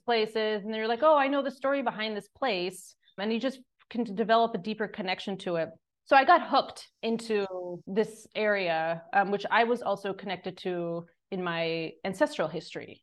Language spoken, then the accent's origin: English; Long Island, New York, United States; moved away as an adult; now in Greece; I grew up on Long Island in the suburbs of New York City